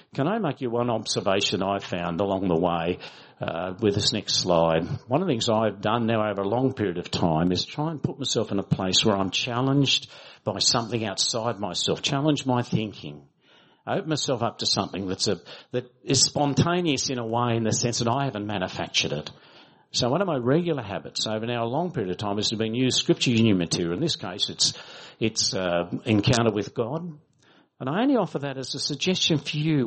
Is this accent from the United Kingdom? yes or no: no; Australia; as Australian Baptists